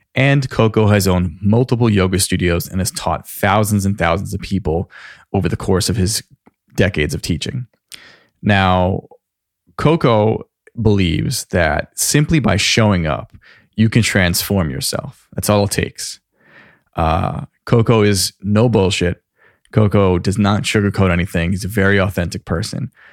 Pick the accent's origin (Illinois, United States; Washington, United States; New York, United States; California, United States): New York, United States; Lake Grove; I grew up in Lake Grove